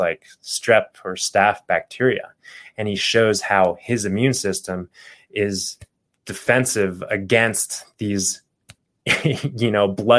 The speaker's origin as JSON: {"language": "English", "town": "Phoenix", "region": "Arizona", "country": "United States", "tie": "born or raised there", "said": "growing up in Phoenix, Arizona, I remember the summers"}